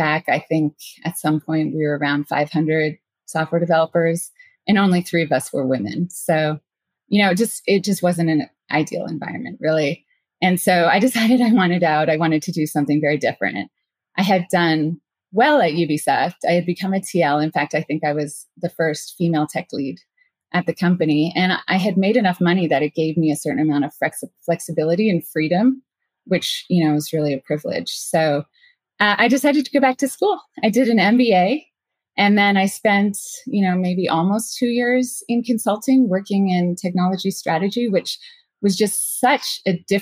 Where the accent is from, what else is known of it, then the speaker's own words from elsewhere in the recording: Canada; moved away as an adult; also born or lived in San Francisco Bay Area; I'm from Canada